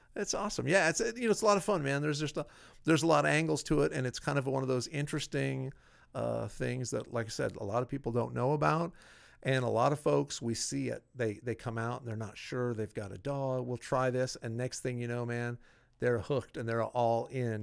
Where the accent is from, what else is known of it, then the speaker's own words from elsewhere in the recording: Iowa, United States; I grew up in Iowa